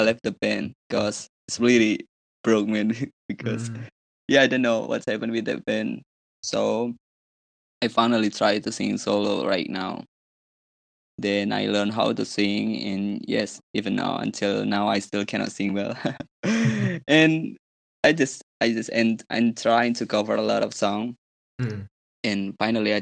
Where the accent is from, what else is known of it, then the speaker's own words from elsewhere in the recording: Indonesia; I'm from Indonesia